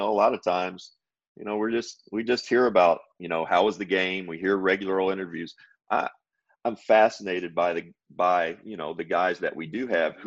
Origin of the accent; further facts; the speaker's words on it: Kentucky, United States; a rural kid, you know, from Kentucky